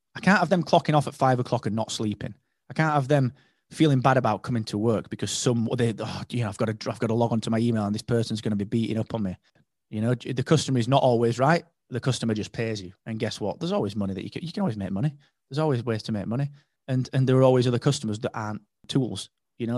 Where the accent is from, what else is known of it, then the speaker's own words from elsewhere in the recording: United Kingdom; I was, if not the only British guy there, I was one of three